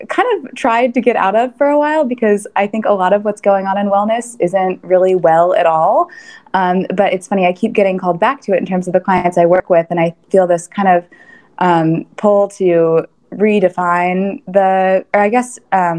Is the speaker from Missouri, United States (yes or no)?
yes; Kansas City, Missouri, United States; moved away as an adult; also born or lived in New York City; I grew up in Kansas City, and I was here for, again, all of my childhood, lived in the same house